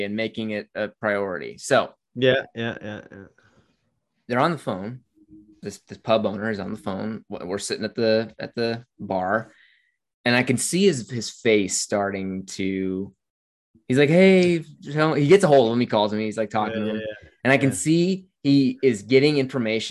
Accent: United States; we're from the United States

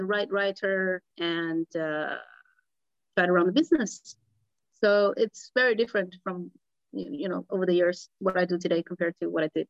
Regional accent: Singapore; Because yeah, I would say I'm quite Singaporean.

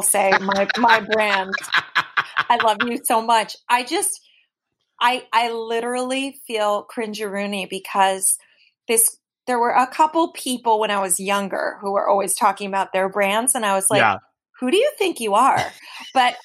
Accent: New York City, New York, United States; I'm from the Upper East Side

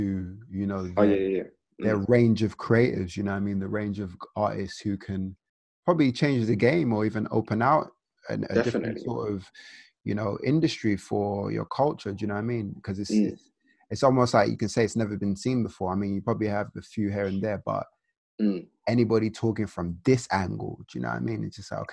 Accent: Nigeria; as a Nigerian and, you know, Nigerian African culture

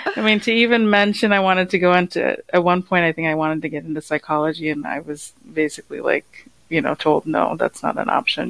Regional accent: United States; I grew up in the U.S.

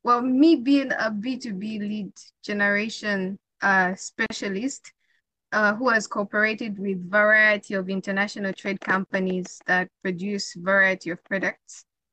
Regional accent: Zambia; I'm from Zambia.

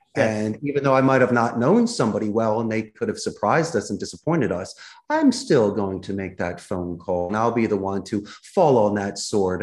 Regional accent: Philadelphia, Pennsylvania, United States; accent: Philadelphia; moved away as an adult; now in Costa Rica; my Philadelphia accent

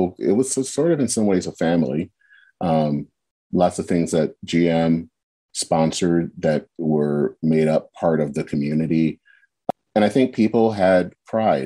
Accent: Flint, Michigan, United States; I was born and raised in Flint

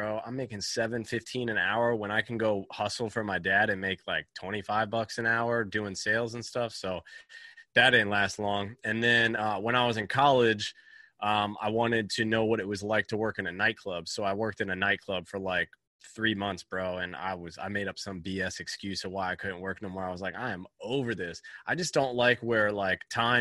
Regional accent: Virginia Beach, Virginia, United States; So I'm from Virginia Beach, Virginia. I grew up on the car lot.

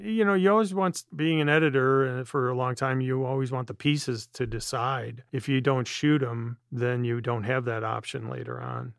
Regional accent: Midwest, United States; Jerry being Midwesterner, me being same

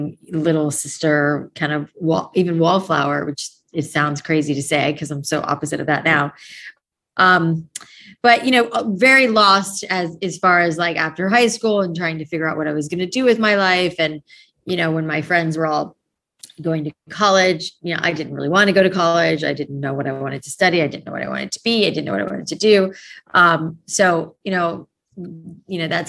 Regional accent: South Florida, United States; also born or lived in New York; I grew up in South Florida. I was born in New York, but mainly spent most of my childhood in South Florida

